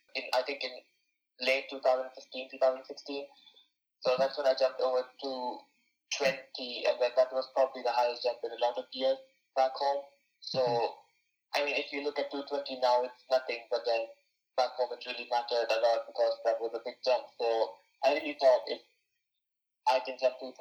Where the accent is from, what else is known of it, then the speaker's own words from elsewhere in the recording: India; moved away as an adult; now in United States; I was the third Indian